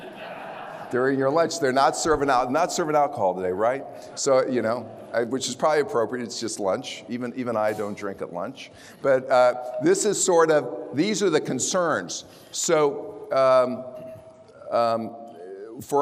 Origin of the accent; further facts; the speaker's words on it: Prairie Village, Kansas, United States; moved away as an adult; now in Dallas, United States; I'm from Kansas.